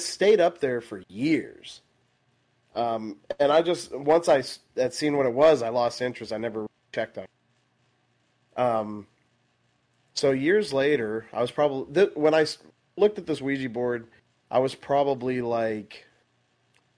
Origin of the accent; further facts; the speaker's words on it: Midland, Texas, United States; now in Dallas, United States; I grew up in Midland for I lived there until like 2012, and then I moved to Dallas.